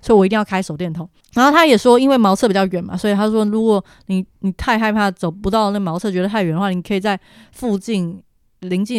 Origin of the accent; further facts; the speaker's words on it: Taiwan; 但是我是台湾人哎，